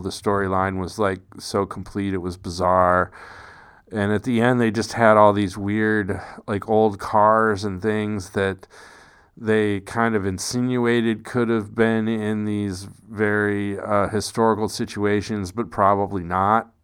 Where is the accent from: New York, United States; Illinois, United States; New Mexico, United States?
New Mexico, United States; I'm from New Mexico